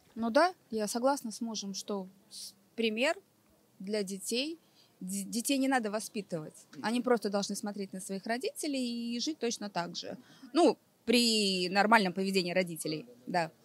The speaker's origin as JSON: {"language": "Russian", "town": "Riga", "country": "Latvia", "said": "Я из Риги"}